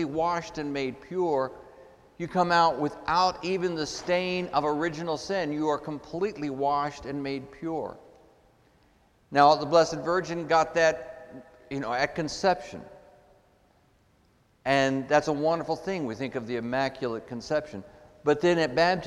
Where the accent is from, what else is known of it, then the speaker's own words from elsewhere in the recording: Texas, United States; I grew up in Texas in the Southern evangelical tradition